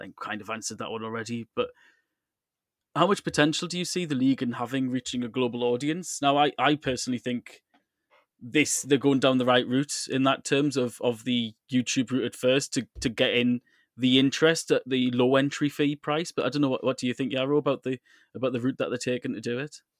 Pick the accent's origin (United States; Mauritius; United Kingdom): United Kingdom; England; now in Moscow, Russia; As an English football fan